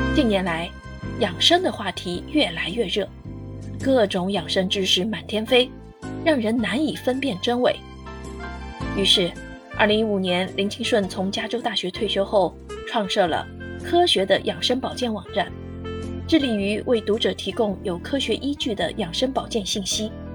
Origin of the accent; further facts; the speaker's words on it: China; 我们中国人